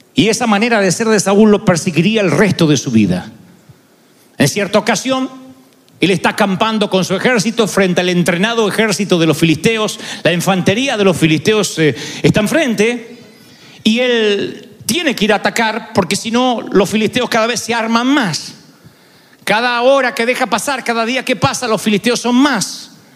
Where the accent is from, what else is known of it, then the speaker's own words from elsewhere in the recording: Argentina; yo soy argentino